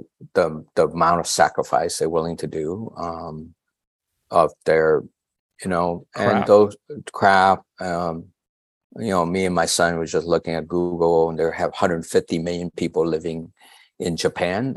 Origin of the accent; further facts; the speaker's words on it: Da Lat, Lam Dong, Vietnam; now in San Francisco, United States; I'm from Dalat